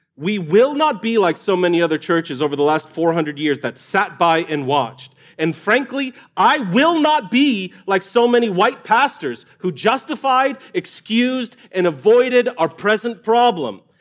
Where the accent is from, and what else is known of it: United States